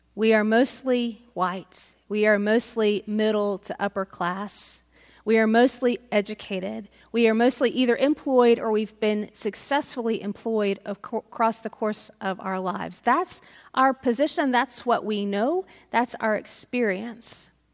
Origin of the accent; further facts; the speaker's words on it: United States; as American Christians